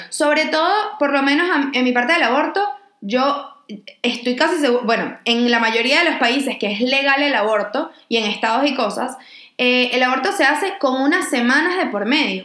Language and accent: Spanish; Venezuela; nuestras experiencias como niñas venezolanas criadas